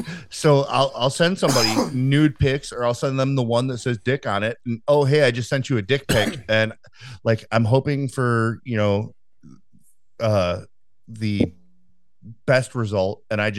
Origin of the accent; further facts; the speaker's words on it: Chicago, Illinois, United States; the neighborhood I grew up in Chicago, is a three-part neighborhood. When it was originally put into Chicago, it was called New City.